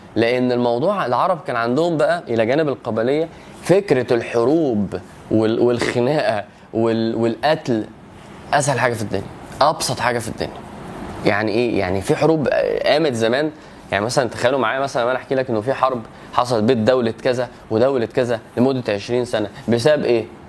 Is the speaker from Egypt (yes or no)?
yes; Egypt; وانا مصري